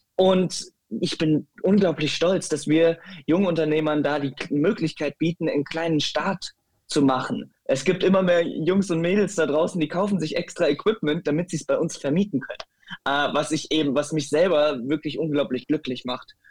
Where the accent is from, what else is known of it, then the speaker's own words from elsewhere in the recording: Metzenhausen, Germany; ich bin auf dem Land äh, aufgewachsen, ne? in einem äh, Kuhdorf mit 150 Einwohnern. Das nennt sich Metzenhausen.